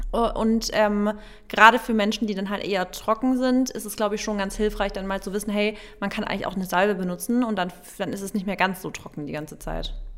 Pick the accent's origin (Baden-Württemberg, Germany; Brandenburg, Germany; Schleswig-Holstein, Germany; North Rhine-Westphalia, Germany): Baden-Württemberg, Germany; bei uns in Baden-Württemberg war es ja auch immer so, dass im September wieder die Schule losgeht